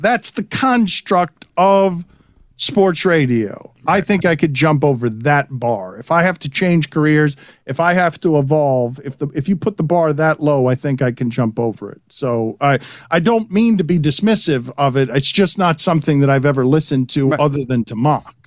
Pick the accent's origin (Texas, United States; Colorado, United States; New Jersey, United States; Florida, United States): Florida, United States; South; I grew up in South Florida with listening to sports radio a certain way